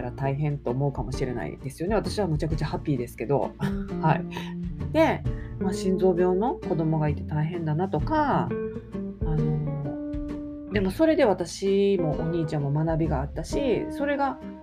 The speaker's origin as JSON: {"language": "Japanese", "region": "Kansai", "country": "Japan", "said": "関西人なんで"}